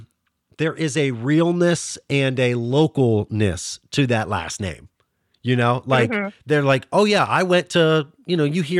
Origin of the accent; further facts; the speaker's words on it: Pittsburgh, Pennsylvania, United States; moved away; cause I'm originally from the Pittsburgh area.